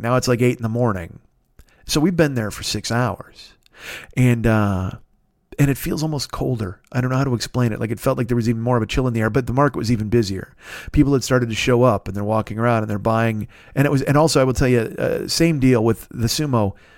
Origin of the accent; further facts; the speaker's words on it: United States; I was from America